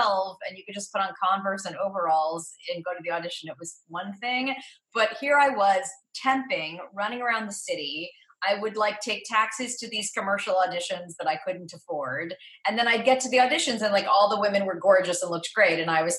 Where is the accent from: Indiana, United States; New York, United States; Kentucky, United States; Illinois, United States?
New York, United States; New York City; So I grew up in New York City and was a professional child actor from age 8 to 17